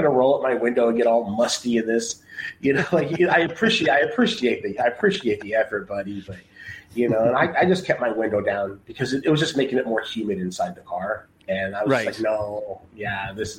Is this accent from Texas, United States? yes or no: yes; Texas, United States; moved away; I'm from Texas as well.